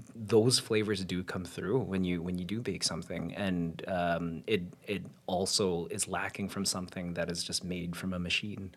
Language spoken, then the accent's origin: English; Winnipeg, Manitoba, Canada; now in Toronto, Canada; So I'm a Winnipegger, I'm uh, a Torontonian.